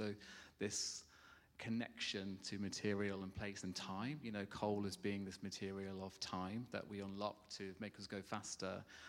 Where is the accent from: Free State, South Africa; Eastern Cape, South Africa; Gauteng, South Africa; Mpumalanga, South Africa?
Mpumalanga, South Africa; Witbank; also born or lived in Scotland / South Staffordshire; So I grew up in South Africa, I moved to Witbank, which is, Witbank means, the South African name, Amelahani, means place of coal.